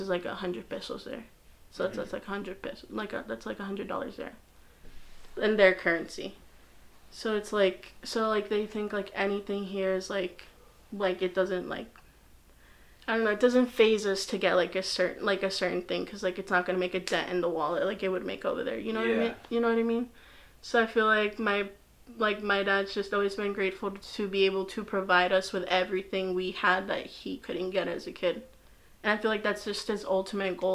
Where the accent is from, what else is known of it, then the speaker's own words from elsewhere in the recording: United States; I'm just so used to the American society and standards that it's like, I am American without the proper documentation